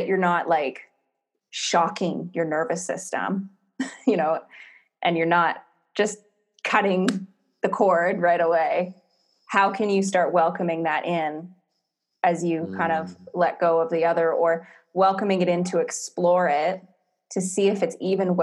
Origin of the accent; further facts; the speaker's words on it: Canada; moved away as an adult; also born or lived in Whistler, Canada / Australia; now in Bali, Indonesia; I'm from Canada. We have four seasons